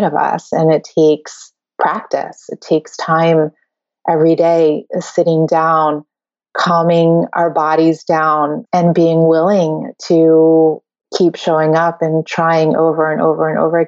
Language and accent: English; Connecticut, United States; also born or lived in New York City, New York, United States; I grew up in, I was born in New York City, and then my family moved out to the suburbs in Connecticut, just outside of New York City.